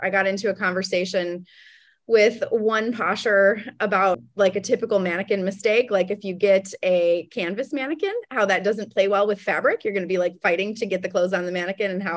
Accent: Chicago, Illinois, United States; moved away as an adult; now in Las Vegas, United States; Originally Chicago, but I've been in Las Vegas since 2005. So now Las Vegas

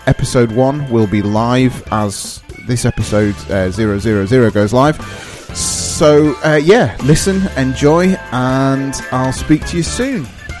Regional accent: Darlington, North East England, United Kingdom; also born or lived in Midlands; now in Sheffield, United Kingdom; I'm originally from a place called Darlington, which is in the northeast of England.

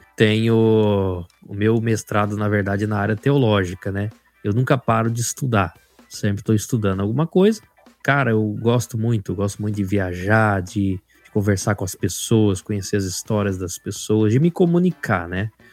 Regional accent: Rondonópolis, Mato Grosso, Brazil; born or raised there; also born or lived in Cascavel, Paraná

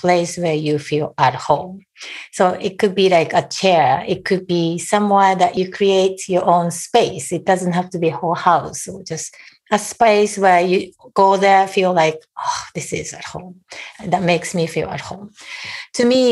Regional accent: Japan; moved away as an adult; now in United States; I was born and raised in Japan and lived there for almost 30 years before I moved to the US.

